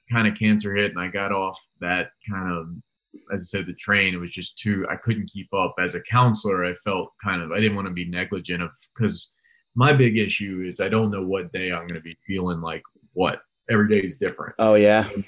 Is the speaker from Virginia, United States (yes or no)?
yes; Charlottesville, Virginia, United States; I moved around all over the place, but I grew up in Charlottesville